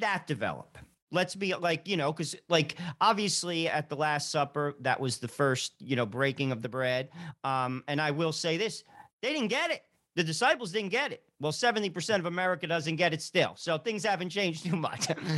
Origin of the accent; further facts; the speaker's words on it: New Jersey, United States; We're from New Jersey